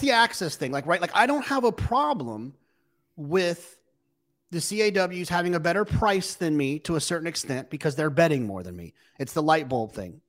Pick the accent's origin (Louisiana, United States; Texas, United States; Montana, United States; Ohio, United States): Texas, United States; I'm from Texas